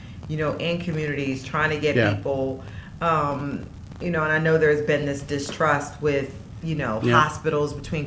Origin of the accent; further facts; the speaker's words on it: Maryland, United States; my own neighborhood that I grew up in the Maryland area